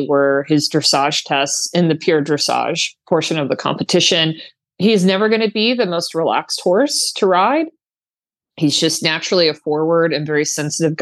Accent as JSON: {"language": "English", "region": "Florida", "country": "United States", "said": "it was quite cold for us Floridians"}